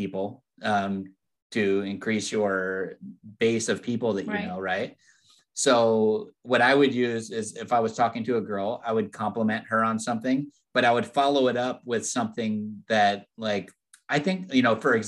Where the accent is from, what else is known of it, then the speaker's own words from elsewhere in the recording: California, United States; I'm from California.